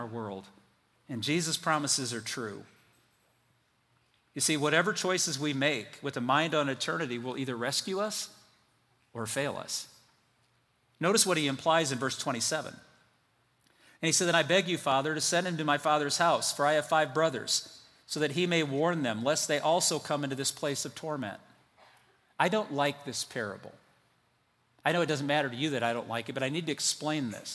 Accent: United States

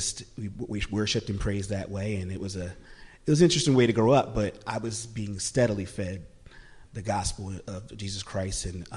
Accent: Philadelphia, Pennsylvania, United States; I was born in Philadelphia

